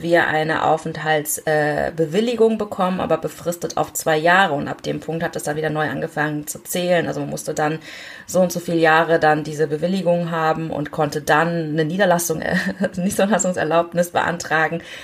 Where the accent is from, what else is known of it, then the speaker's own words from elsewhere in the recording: Germany; ich bin ja in Deutschland geboren, aber meine Eltern sind zum Studium hergekommen.